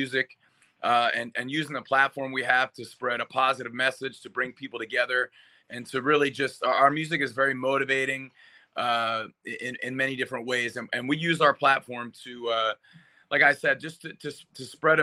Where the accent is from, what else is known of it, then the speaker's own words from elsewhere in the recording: Philadelphia, Pennsylvania, United States; also born or lived in Las Vegas, Nevada; now in Arizona, United States; Born and raised in Philadelphia, Pennsylvania